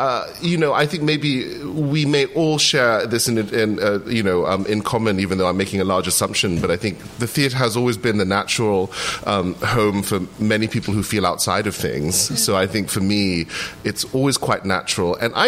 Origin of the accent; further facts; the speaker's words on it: England, United Kingdom; also born or lived in Indonesia; So citizenship-wise, I am and have always been Indonesian. I grew up in England because I started going to school there at 7